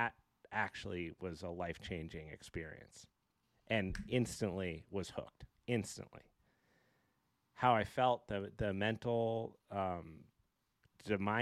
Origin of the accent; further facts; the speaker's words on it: Colorado, United States; I grew up in Colorado, I skied competitively for 12 years